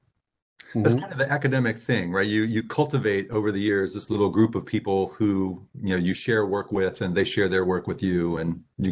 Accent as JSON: {"language": "English", "region": "Texas", "country": "United States", "tie": "born or raised there", "said": "So I grew up largely in the Dallas-Fort Worth area."}